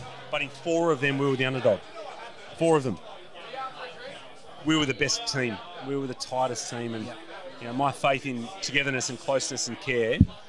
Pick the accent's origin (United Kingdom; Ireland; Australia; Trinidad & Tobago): Australia; Williamstown, Victoria; I'm from Williamstown